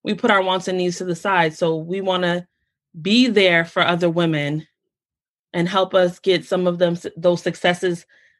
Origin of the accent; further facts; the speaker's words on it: United States; I'm Black American.